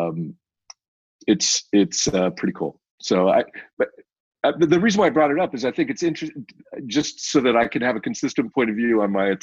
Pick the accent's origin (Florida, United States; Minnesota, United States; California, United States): California, United States; Silicon Valley; my hometown here in Silicon Valley